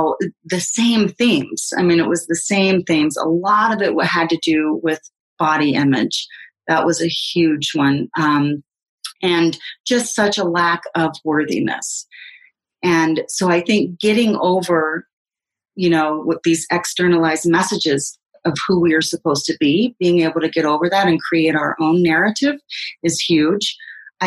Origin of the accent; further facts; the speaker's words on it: the South, United States; moved away; I grew up in the South, and when I go back to the South